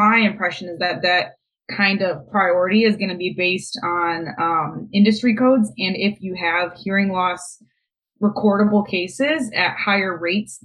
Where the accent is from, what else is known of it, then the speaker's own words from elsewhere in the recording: Toledo, Ohio, United States; moved away as an adult; now in Columbus, United States; I am born and raised in Toledo.